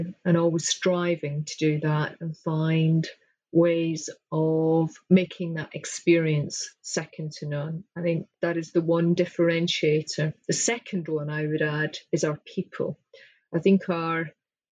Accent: Scotland, United Kingdom; I'm Scottish

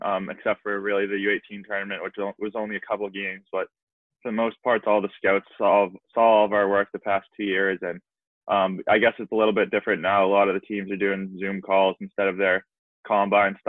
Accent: Norwell, Massachusetts, United States; my hometown, Norwell, Massachusetts

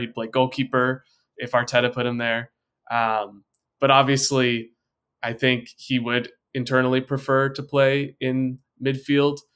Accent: United States; I'm an American

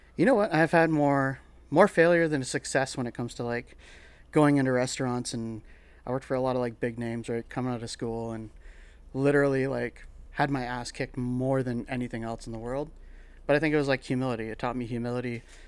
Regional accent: Sault Ste. Marie, Ontario, Canada; moved away as an adult; also born or lived in Toronto; now in London, Canada; I grew up in Sault Ste. Marie, pretty much like Northern Ontario all my life until twenty-one, and I moved to Toronto

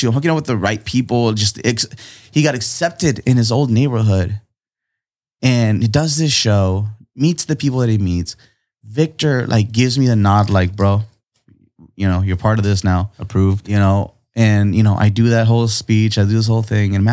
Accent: Tijuana, Baja California, Mexico; born there; My family's from here. I was born in Tijuana. We crossed the border every day at three in the morning to go to this ghetto ass school

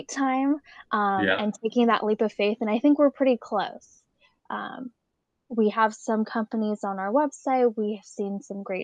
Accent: Alameda, California, United States; I grew up in Alameda, a small island right outside of San Francisco

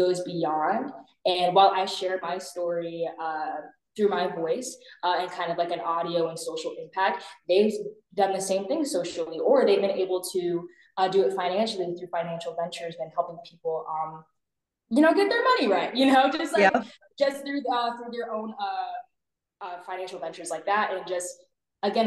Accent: Maryland, United States; I'm from Maryland.

